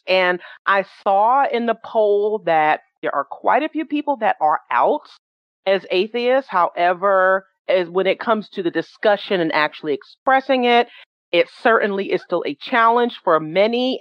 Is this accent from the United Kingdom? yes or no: no; New York City, New York, United States; I was born and raised in New York City uh, from Jamaica, Queens